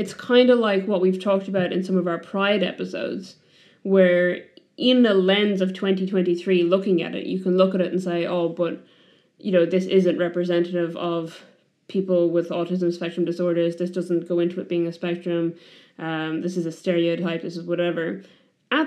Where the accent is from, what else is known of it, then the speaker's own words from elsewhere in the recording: Ireland; I come from Ireland